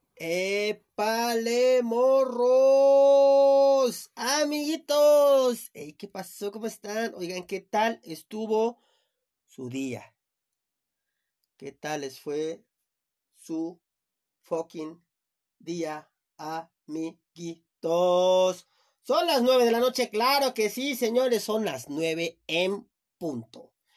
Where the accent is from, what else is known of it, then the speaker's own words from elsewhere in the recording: Chiapas, Mexico; now in Mexico City, Mexico; yo soy de Chiapas